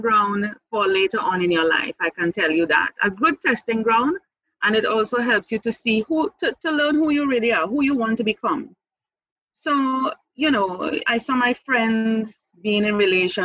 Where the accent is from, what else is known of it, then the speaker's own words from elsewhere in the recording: Trinidad & Tobago; moved away as an adult; also born or lived in Jamaica; I came back to my home country July 2017. So you're actually talking to me in Trinidad and Tobago at this time.